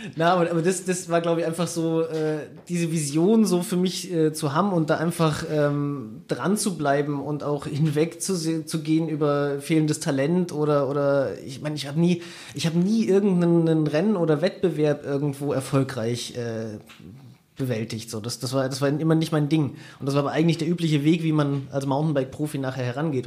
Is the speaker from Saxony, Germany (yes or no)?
no; Siegen, North Rhine-Westphalia, Germany; also born or lived in Bayrischzell, Bavaria; sind wir eigentlich erst zurückgezogen nach Siegen, als ich in die Schule gekommen bin.